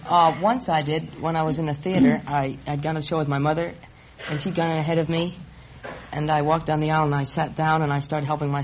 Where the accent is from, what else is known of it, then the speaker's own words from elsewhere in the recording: London, United Kingdom; moved away; No, I'm from London.